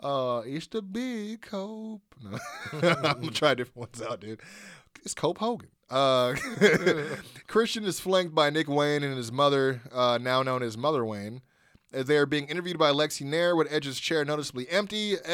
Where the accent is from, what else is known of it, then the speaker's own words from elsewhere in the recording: Canada; now in Orlando, United States; It's me, live from Florida, in Orlando. I live here now, but I'm still Canadian.